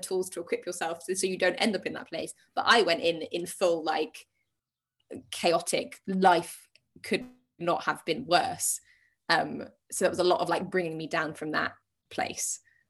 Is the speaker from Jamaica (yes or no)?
no; United Kingdom; well, we're British